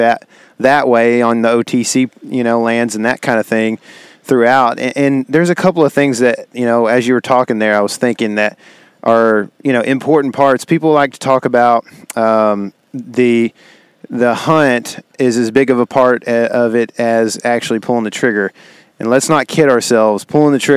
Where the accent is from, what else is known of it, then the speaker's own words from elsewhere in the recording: Texas, United States; being a Texan